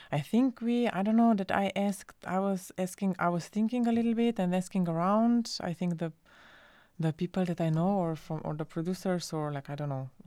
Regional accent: Slovenia; uh, and I'm so I'm from Slovenia, and I was uh, li- living at Berlin at the time

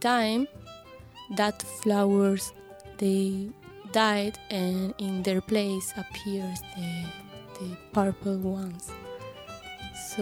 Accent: Granada, Andalusia, Spain; English is a second language; we are from Granada

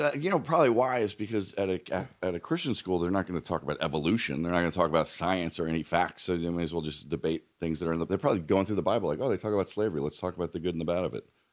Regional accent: outside of Philadelphia, Pennsylvania, United States; moved away as an adult; also born or lived in Colorado; now in Los Angeles, United States; grown up outside of Philadelphia and then living in Colorado

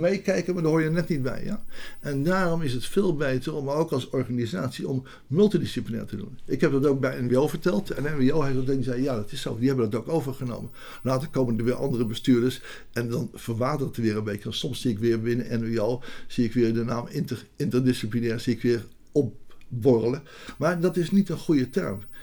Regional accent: Rotterdam, South Holland, Netherlands; moved away as an adult; also born or lived in Amsterdam; ik kwam uit Rotterdam, ik ben daar geboren en ik ging wiskunde studeren

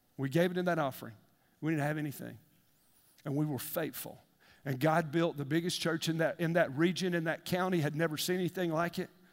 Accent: United States; I grew up in East Lake.

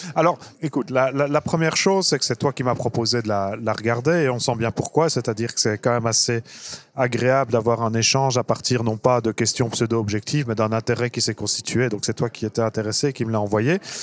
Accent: Brussels, Brussels-Capital Region, Belgium; je suis bruxellois à la base

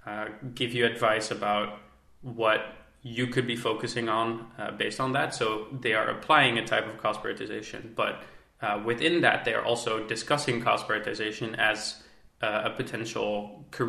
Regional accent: Netherlands; I am from the Netherlands.

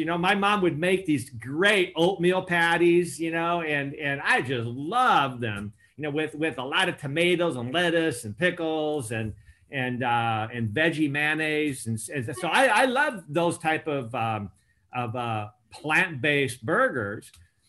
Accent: Temuco, Araucanía, Chile; also born or lived in Argentina / Uruguay; Actually, I was born in Chile, Temuco, Chile, via one of these volcano-like beautiful mountains that I've climbed into more recently. But my parents were Christian missionaries in South America. So I had a privilege of growing up in Chile, Argentina, Uruguay

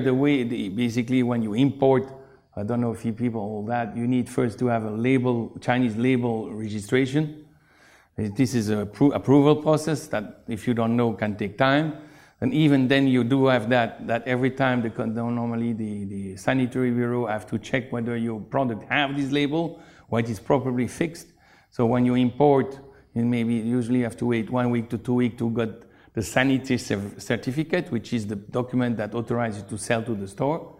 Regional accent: Brussels, Brussels-Capital Region, Belgium; moved away as an adult; also born or lived in China; now in Guangzhou, China; I come from Belgium, from Brussels.

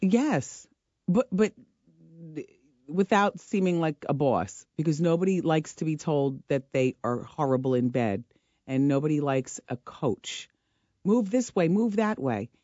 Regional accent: Ocean Township, New Jersey, United States; I'm from New Jersey. I'm from Ocean Township, New Jersey. I grew up in a solid middle class background

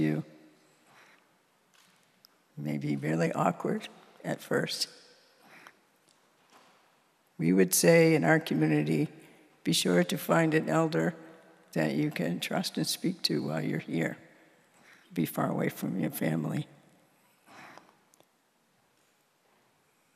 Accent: Mashpee, Massachusetts, United States; I'm from Mashpee. I'm a Wampanoag, the people of the First Light

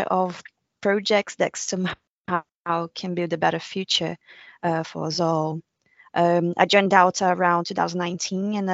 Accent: Brazil; moved away as an adult; now in United Kingdom; I'm originally from Brazil, and I arrived here around 2018 to do a master's degree

